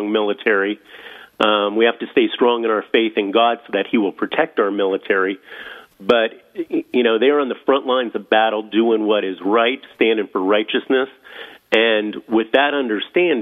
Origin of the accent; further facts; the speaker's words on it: Erie, Pennsylvania, United States; moved away as an adult; I grew up in Erie